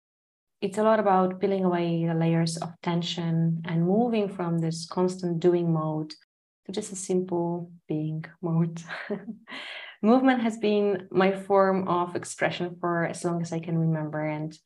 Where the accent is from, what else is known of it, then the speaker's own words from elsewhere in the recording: Poland; moved away as an adult; now in Singapore; I'm originally from Poland, a beautiful country in Europe. For the last 5 years, almost 5 years, time is flying, I've been living in Singapore.